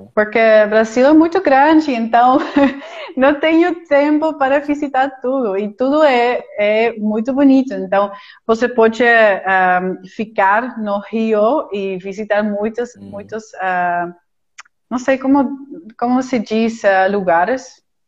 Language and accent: Portuguese; Utrecht, Netherlands; Portuguese is a second language; now in Lima, Peru; sou de Utrecht, eh, é no centro, no centro da Holanda